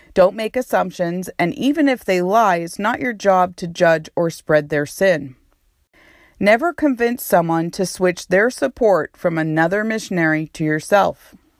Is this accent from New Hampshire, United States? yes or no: yes; New Hampshire, United States; moved away as an adult; also born or lived in New York / Texas / Connecticut; now in Honduras; So I was born and raised in New Hampshire, but I lived in New York. I lived in Texas. I lived in Connecticut.